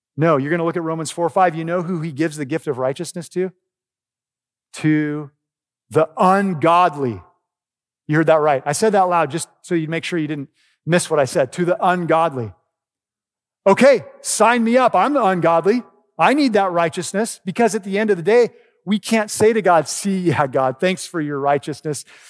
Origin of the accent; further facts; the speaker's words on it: Oregon, United States; moved away; I grew up in Oregon